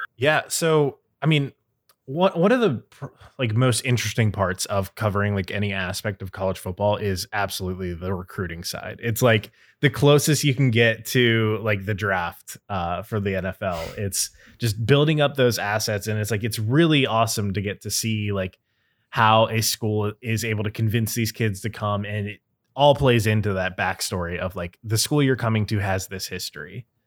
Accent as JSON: {"language": "English", "town": "Cincinnati", "region": "Ohio", "country": "United States", "tie": "born or raised there", "said": "growing up in Cincinnati"}